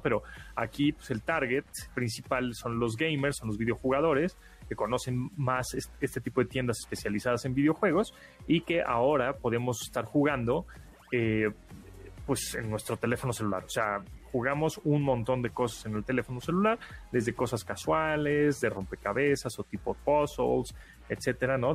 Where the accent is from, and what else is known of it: Mexico